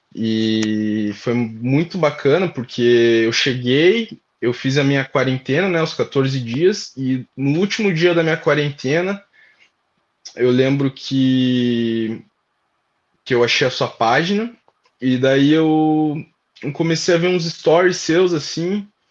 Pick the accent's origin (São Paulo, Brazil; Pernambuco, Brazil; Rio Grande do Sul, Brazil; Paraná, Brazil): Paraná, Brazil; Curitiba; moved away as an adult; now in Ireland; Sou de Curitiba, Paraná